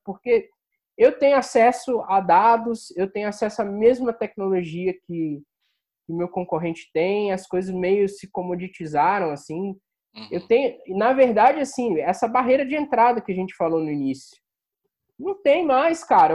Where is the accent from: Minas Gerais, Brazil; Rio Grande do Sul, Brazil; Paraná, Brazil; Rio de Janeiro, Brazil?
Rio de Janeiro, Brazil; moved away as an adult; also born or lived in Salvador / São Paulo; sou do Rio. E interior e capital